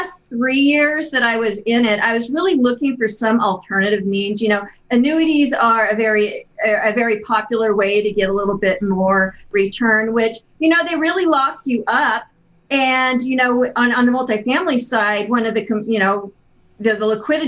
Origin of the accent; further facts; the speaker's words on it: Pendleton, Oregon, United States; I was born in Pendleton, Oregon